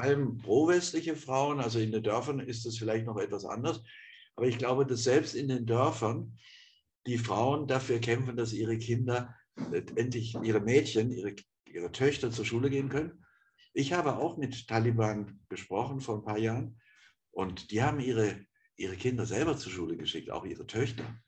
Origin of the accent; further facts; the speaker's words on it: Offenburg, Baden-Württemberg, Germany; in Offenburg, wo ich geboren bin.